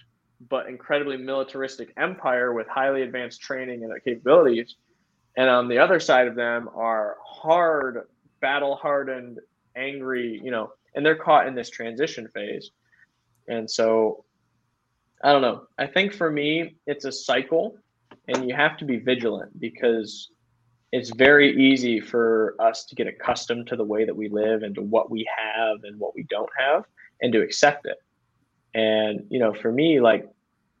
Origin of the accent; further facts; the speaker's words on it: Midwest, United States; we from the Midwest.